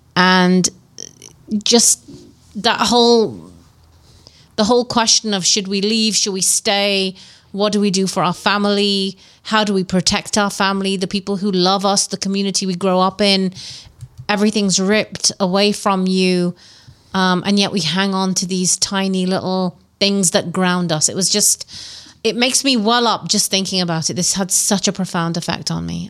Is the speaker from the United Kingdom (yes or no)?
yes; England, United Kingdom; nostalgia of growing up in England